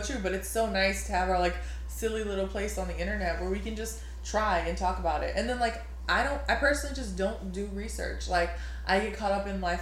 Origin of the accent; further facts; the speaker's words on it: New Orleans, Louisiana, United States; we're both from Louisiana, but you're from like a little farther north, more country than like me, and like the deep south, deep deep south in New Orleans